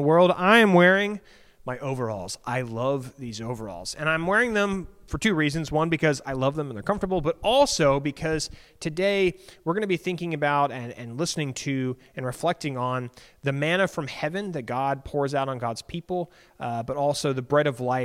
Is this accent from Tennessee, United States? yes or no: no; Alexandria, Virginia, United States; I grew up in Alexandria